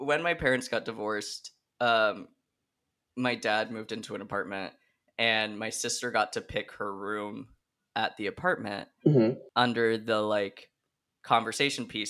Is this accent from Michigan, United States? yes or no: no; Oregon, United States; all of my extended family's in Rhode Island and I grew up in Oregon